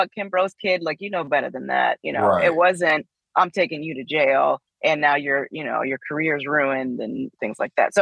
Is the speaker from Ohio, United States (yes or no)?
yes; Youngstown, Ohio, United States; I grew up in the Midwest. I grew up in Youngstown, Ohio, sort of near LeBron country